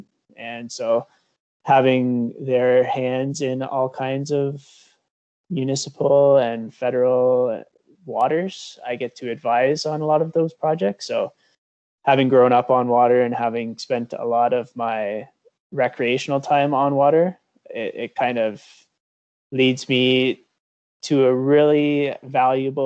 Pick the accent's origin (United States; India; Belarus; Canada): Canada; Cambridge, Ontario; now in Elora, Canada; I grew up in Cambridge, Ontario, right on the Grand River